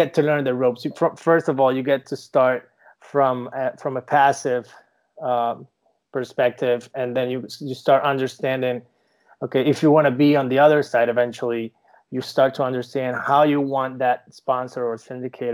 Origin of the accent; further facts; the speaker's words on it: Venezuela; English is a second language; moved away as an adult; now in Miami, United States; I'm from Venezuela originally. Moved to the United States in 2010.